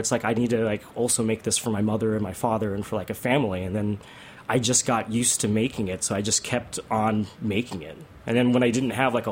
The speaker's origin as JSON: {"language": "English", "country": "South Korea", "tie": "born or raised there", "moved": "yes", "lives_now": "New York City, United States", "said": "I grew up eating jajangmyeon in Korea"}